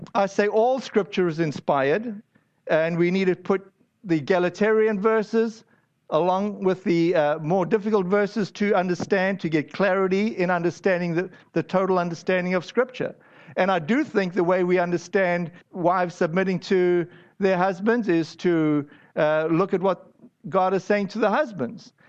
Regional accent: United States; I'm an American

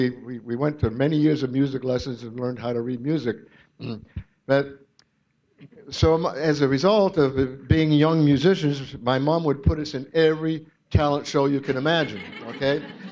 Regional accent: Boylston, Massachusetts, United States; also born or lived in Long Beach, California; Him and I were both born in Long Beach, California, but we moved both back to Massachusetts as babies, where I think I was maybe one and he was three or whatever. We're only a year and a half apart. So we grew up in Boylston

